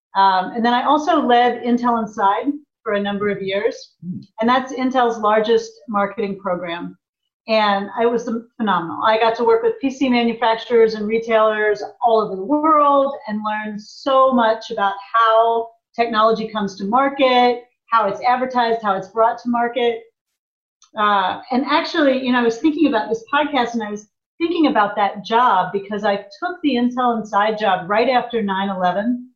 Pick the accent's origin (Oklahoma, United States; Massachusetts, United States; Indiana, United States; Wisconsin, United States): Indiana, United States; a small town in; moved away as an adult; also born or lived in Japan / Chicago; now in Portland, United States; I grew up in the Midwest in a small town in Indiana